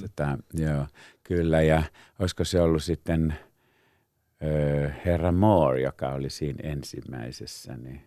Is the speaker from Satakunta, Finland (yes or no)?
yes; Pori, Satakunta, Finland; moved away; niin mä olen Porista kotoisin